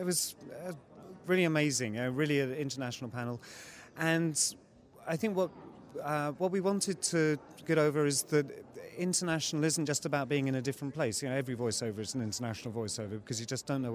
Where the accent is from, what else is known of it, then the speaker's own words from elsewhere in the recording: London, United Kingdom; moved away as an adult; now in Istanbul, Turkey; I'm from the UK. I grew up in London. And about 12 years ago, I moved over to Istanbul, Turkey.